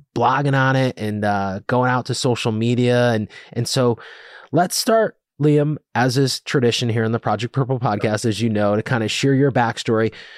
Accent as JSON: {"language": "English", "region": "Connecticut", "country": "United States", "tie": "born or raised there", "also_born_or_lived": "Rhode Island / Boston", "said": "I grew up in Connecticut. Went to college in Rhode Island, lived in Boston for a year, then came back to Connecticut. I've always lived in this area."}